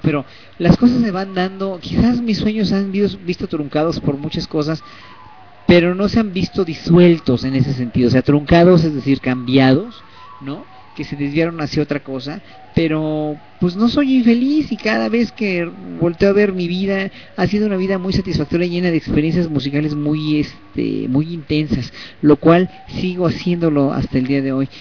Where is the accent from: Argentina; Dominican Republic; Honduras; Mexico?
Mexico; soy mexicano, soy gay, soy clase mediero